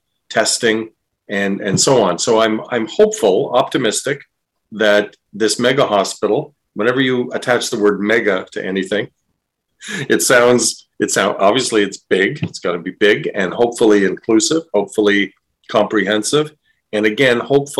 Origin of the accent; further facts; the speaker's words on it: East Coast of Canada, Canada; now in Windsor, Canada; I'm from the East Coast of the country and grew up there